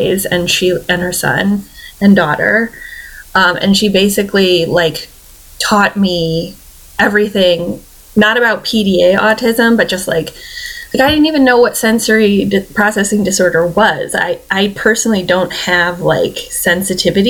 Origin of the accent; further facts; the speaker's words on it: Michigan, United States; moved away as an adult; I'm from Michigan